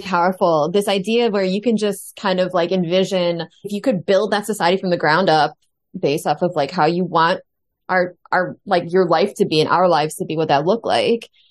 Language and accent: English; United States; I'm the only American on this show